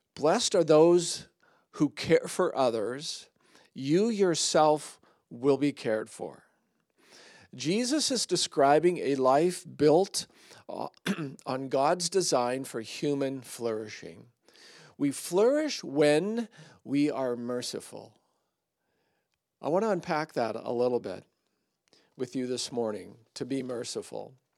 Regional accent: Surrey, British Columbia, Canada; I grew up in Surrey

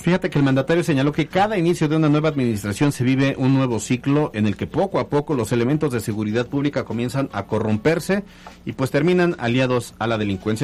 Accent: Alchichica, Puebla, Mexico; Alchichica, mi pueblo. Es más, yo no soy de Alchichica, Alchichica es mío.

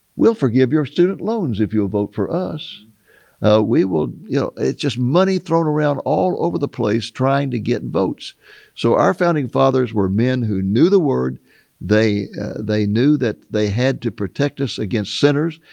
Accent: United States; growing up in America

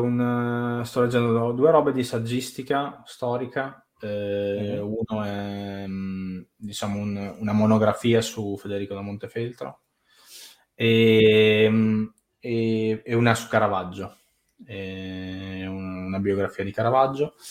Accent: Italy

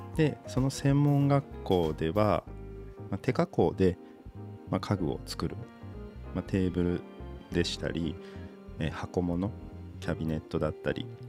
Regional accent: Aichi, Japan; moved away as an adult; also born or lived in Ishikawa Prefecture; 僕愛知県出身

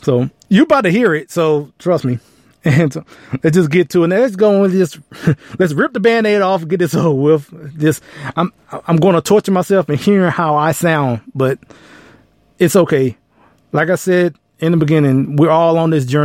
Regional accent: Texas, United States; I'm from Texas

